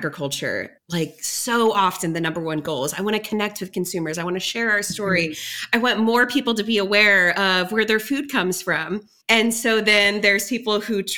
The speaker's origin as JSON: {"language": "English", "area": "Metro East St. Louis", "region": "Illinois", "country": "United States", "tie": "born or raised there", "moved": "yes", "said": "I grew up in Metro East St. Louis area in what I thought was a small town"}